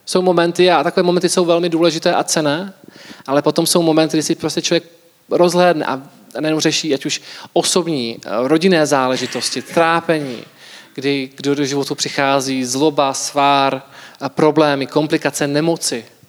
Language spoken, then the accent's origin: Czech; Czechia; jako Češi